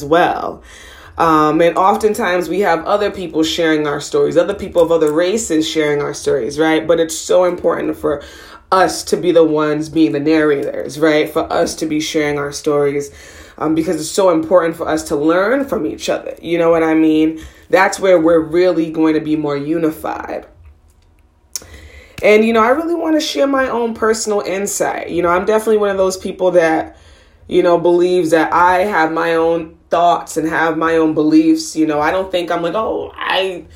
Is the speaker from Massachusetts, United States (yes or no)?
yes; Boston, Massachusetts, United States; I was born and raised in Boston, Massachusetts